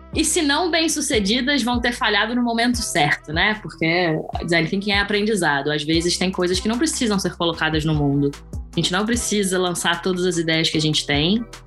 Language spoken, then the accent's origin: Portuguese; Rio de Janeiro, Brazil; moved away as an adult; now in Portugal; sou carioca, do carnaval de rua do Rio